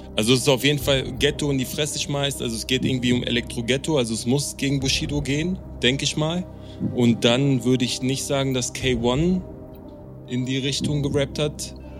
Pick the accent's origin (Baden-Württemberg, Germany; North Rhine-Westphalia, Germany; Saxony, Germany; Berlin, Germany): Berlin, Germany; als Berliner